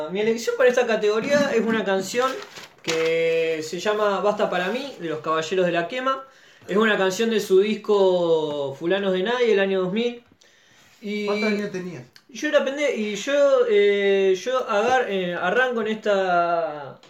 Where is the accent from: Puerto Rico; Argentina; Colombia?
Argentina; Digamos, de todo lo que uno critica siendo argentino, de lo que es el, el estándar social, digamos.